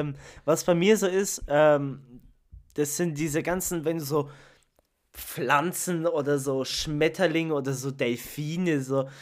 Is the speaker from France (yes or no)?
no; Italy; ich bin Italiener